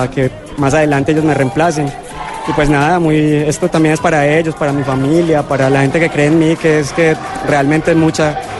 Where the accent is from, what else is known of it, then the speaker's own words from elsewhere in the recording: Manizales, Caldas, Colombia; Yo soy de Manizales.